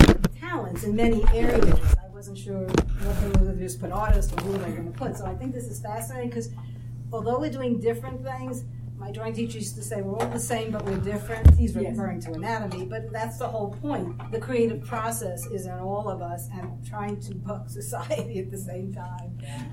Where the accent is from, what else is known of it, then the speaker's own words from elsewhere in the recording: Brooklyn, New York, United States; accent: Brooklyn; I know, I hide it well. I lost my Brooklyn accent years ago.